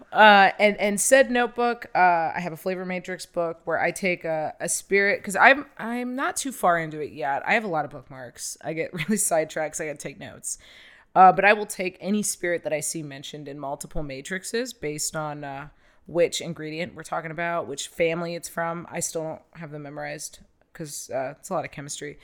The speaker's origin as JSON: {"language": "English", "region": "Ohio", "country": "United States", "tie": "born or raised there", "said": "full-blooded, just raised, born and raised in Ohio"}